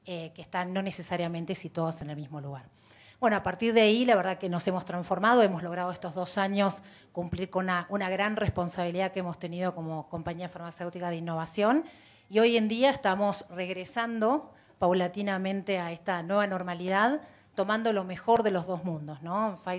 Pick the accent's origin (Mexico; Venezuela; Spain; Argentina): Mexico; Yo soy mexicana, más concreta.